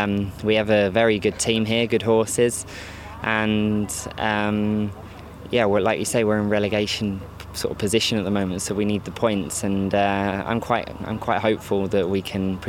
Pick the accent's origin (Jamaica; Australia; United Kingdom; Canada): United Kingdom; my home country